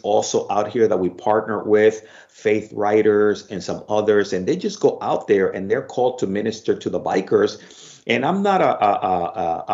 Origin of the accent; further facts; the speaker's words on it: Dominican Republic; moved away; I'm from the Dominican Republic